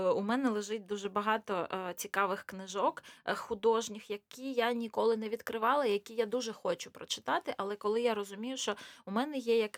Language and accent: Ukrainian; Luhansk Oblast, Ukraine; moved away as an adult; now in Kharkiv, Ukraine; Взагалі-то я народилася в Луганській області, потім переїхала в Харків і 16 років вже там живу. А зараз е, просто відвідую Львів.